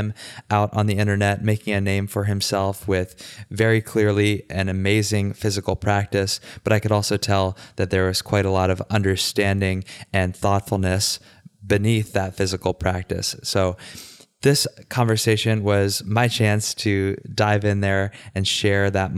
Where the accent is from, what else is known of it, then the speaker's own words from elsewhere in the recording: Richmond, Virginia, United States; moved away; also born or lived in New York City / Puerto Rico; Richmond, Virginia, my hometown.